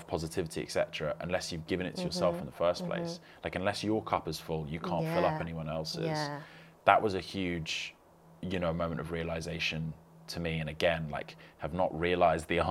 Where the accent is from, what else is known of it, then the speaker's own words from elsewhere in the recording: London, United Kingdom; I grew up in West London